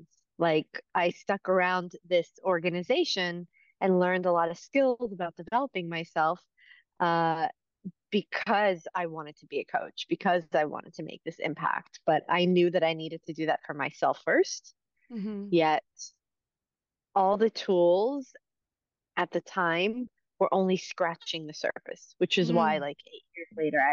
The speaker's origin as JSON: {"language": "English", "region": "East Coast", "country": "United States", "tie": "born or raised there", "also_born_or_lived": "New York City", "moved": "as an adult", "lives_now": "California, United States", "said": "growing up on the East Coast"}